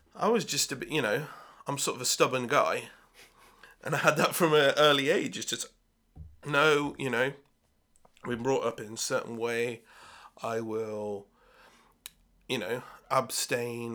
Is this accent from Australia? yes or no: no; Swindon, South West England, United Kingdom; also born or lived in Bath; I was brought up in Swindon